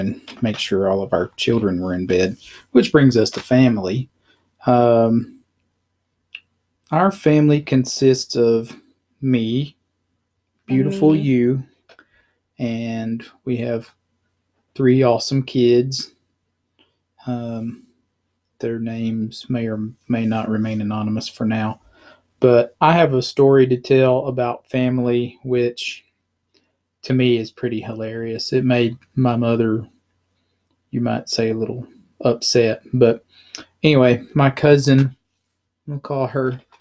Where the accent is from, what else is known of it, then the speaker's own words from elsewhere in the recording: South Arkansas, United States; I grew up in the Church of Christ in a really small town in South Arkansas